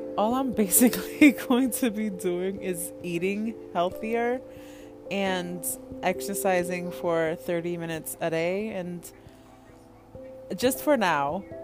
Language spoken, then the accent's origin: English; Connecticut, United States; I am from Connecticut